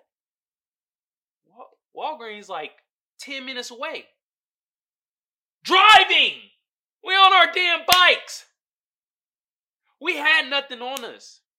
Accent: Oakland, California, United States; my hometown, Oakland, California

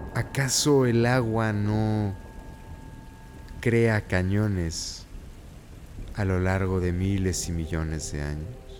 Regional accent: United States; crecí en, un ambiente, pues, pochocho. Como buen niño americano

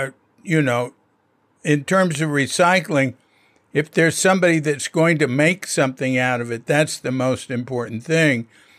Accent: San Francisco, California, United States; San Francisco area, California.

